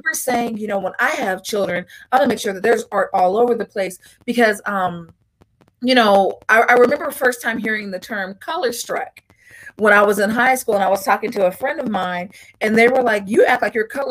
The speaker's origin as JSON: {"language": "English", "town": "Long Beach", "region": "California", "country": "United States", "said": "I'm originally from Long Beach, California"}